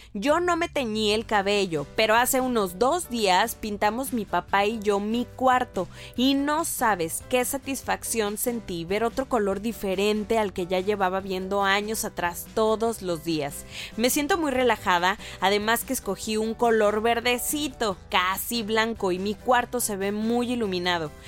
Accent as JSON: {"language": "Spanish", "country": "Mexico"}